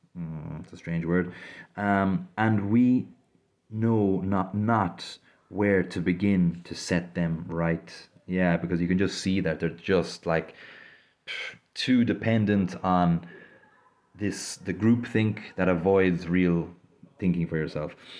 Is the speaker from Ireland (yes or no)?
yes; Ireland; I grew up in Ireland, uh, so quite familiar with Christianity